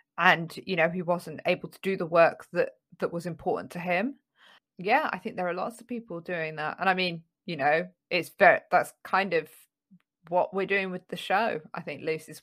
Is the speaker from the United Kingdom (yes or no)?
yes; London, United Kingdom; when I was growing up in North London